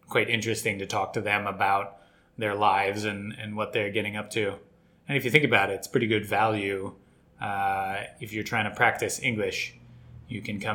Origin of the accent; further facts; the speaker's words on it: United States; now in Tokyo, Japan; As an American